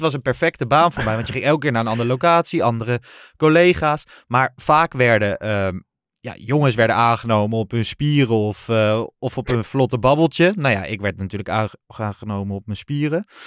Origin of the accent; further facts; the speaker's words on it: Lochem, Gelderland, Netherlands; ik kwam uit Lochem, uit de Achterhoek en niet uit Amsterdam.